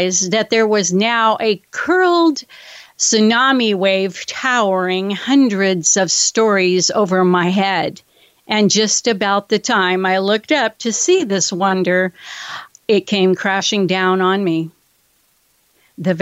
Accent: California, United States; my home state of California.

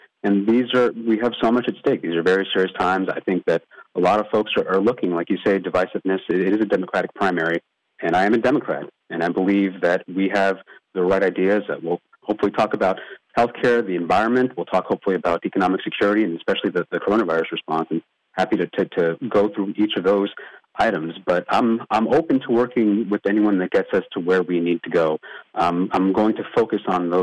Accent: Port St. Lucie, Florida, United States; also born or lived in Queens, New York; I grew up here in Port St. Lucie, so I was actually born up in Queens, New York.

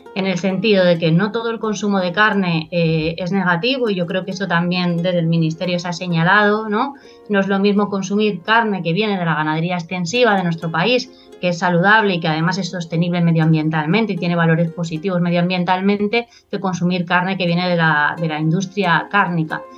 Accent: Extremadura, Spain; como la mía, que yo vengo de Extremadura

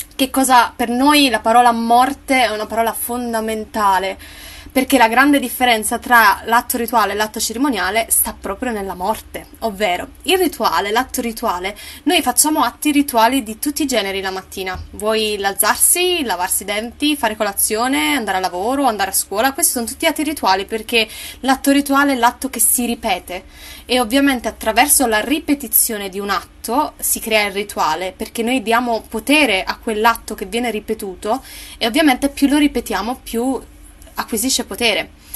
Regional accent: Naples, Campania, Italy; io sono napoletana

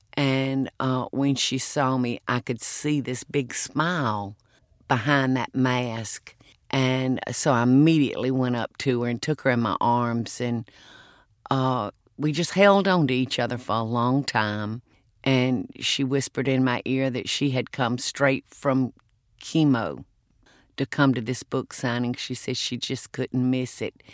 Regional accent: South Georgia, United States; accent: Southern; moved away as an adult; I was born in South Georgia and lived there the first forty years of my life.

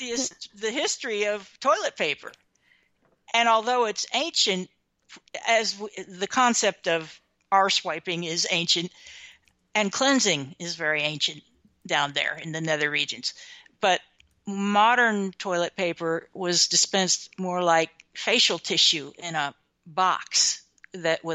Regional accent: Midwestern America, United States; growing up in Midwestern America in the 1960s.

